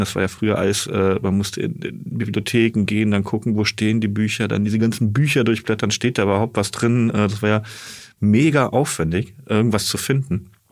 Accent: Asbach, Rhineland-Palatinate, Germany; moved away; also born or lived in Siegburg; Ich bin in Siegburg geboren, in mhm. der Nähe von Bonn, genau. Und dann auf dem Dorf Asbach aufgewachsen. Das ist jetzt so knapp hinter der Grenze Rheinland-Pfalz.

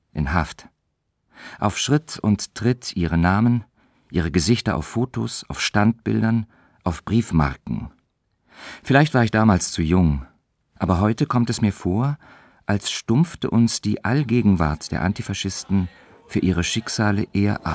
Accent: Berlin, Germany; In meiner Kindheit im Ostberlin der 60er Jahre

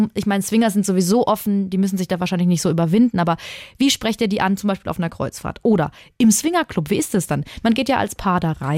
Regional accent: Würzburg, Bavaria, Germany; aus meiner Heimatstadt in Würzburg

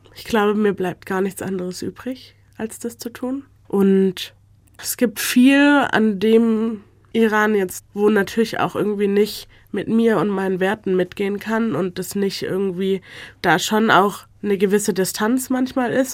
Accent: Stuttgart, Baden-Württemberg, Germany; Ich bin in Deutschland geboren, aufgewachsen, ich gehe schon immer hier zur Schule

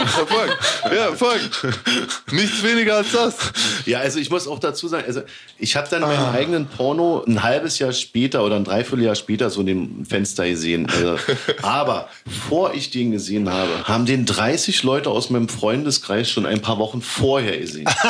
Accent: Berlin, Germany; als Berliner

